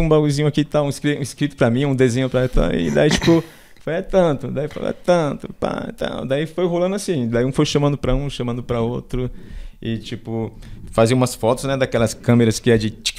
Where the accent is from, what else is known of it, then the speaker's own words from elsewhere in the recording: São Paulo, Brazil; also born or lived in Pernambuco / Embu das Artes; minha infância foi na favela do Paraisópolis